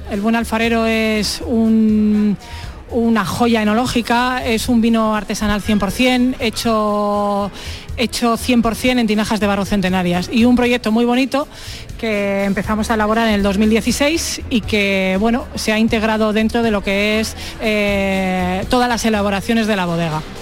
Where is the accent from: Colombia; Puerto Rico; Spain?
Spain; Gumiel de Mercado, Castile and León; nosotros venimos de Gumiel de Mercado, es un pueblo que está en Burgos, muy cerquita de Aranda de Duero, a unos 12 kilómetros así.